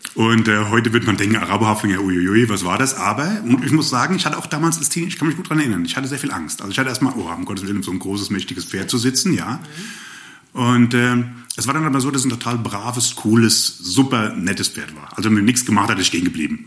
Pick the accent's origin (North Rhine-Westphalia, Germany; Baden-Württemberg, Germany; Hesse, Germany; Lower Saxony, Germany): Hesse, Germany; Rhine-Main area; moved away as an adult; also born or lived in Upper Swabia, near Ravensburg; now in Ravensburg area, Germany; ursprünglich bin ich aufgewachsen im Rhein-Main-Gebiet